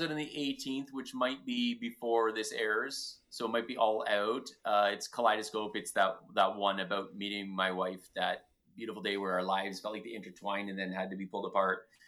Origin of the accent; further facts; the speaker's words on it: Ontario, Canada; But you're from Ontario. I'm from Ontario. We get it.